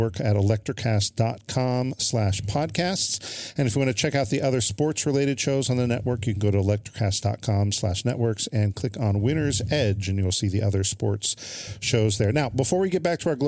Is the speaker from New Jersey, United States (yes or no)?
no; California, United States; I'm the dummy from California